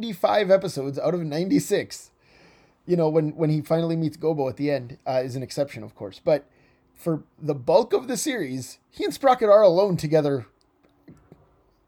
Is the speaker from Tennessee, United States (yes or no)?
no; North Dakota, United States; now in Minnesota, United States; I grew up in North Dakota. I live in Minnesota now, but it has always felt like my area of the country to me.